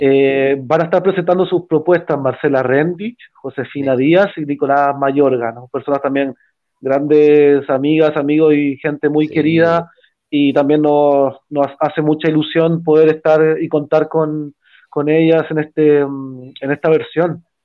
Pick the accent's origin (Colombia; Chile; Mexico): Chile; Valparaíso; moved away; yo soy de Valparaíso